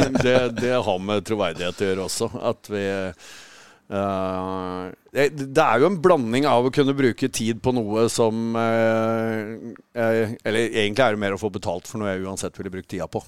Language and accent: Norwegian; Tønsberg, Vestfold, Norway; Hvis vi holder oss i Norge, så er jeg fra Tønsberg.